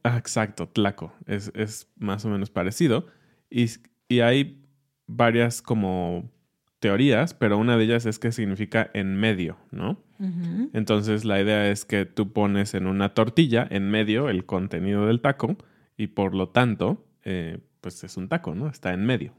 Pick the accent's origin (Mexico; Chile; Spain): Mexico; soy mexicano, sé que el origen es pues de nuestros ancestros